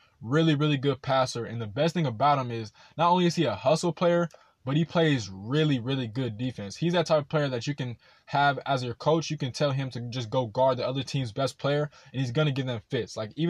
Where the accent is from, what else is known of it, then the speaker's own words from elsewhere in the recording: Rancho Cucamonga, California, United States; my hometown of Rancho Cucamonga.